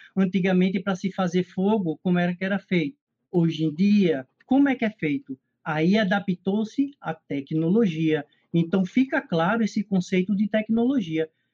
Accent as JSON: {"language": "Portuguese", "region": "Pernambuco", "country": "Brazil", "also_born_or_lived": "Recife", "said": "eu sou daqui de Pernambuco, né, eu moro em Recife"}